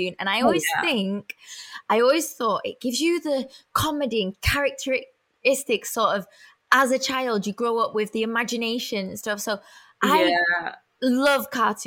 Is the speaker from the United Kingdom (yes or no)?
yes; Manchester, North West England, United Kingdom; accent: Mancunian; I always go more Mank when I go to America, just so I don't lose it